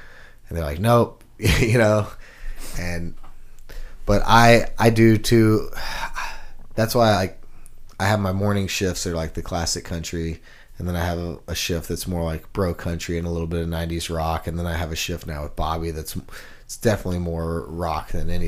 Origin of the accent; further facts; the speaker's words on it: Houston, Texas, United States; I came from Houston, Texas, and we had the Texas country scene